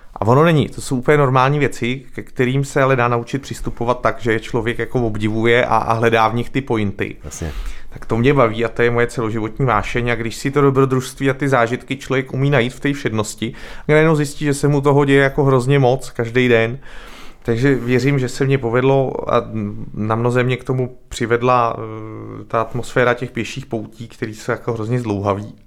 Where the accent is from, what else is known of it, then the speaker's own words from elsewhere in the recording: České Budějovice, South Bohemian Region, Czechia; now in Prague, Czechia; vyrost jsem v nej, nejméně hustě zalidněném kraji v Česku